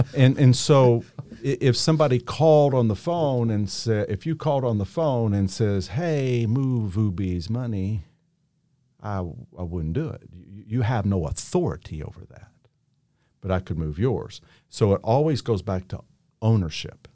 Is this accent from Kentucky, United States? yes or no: yes; Henderson, Kentucky, United States; also born or lived in Newburgh, Indiana; I am from Henderson, Kentucky.